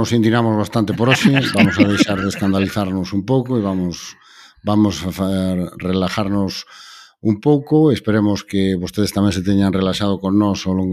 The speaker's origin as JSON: {"language": "Galician", "region": "Galicia", "country": "Spain"}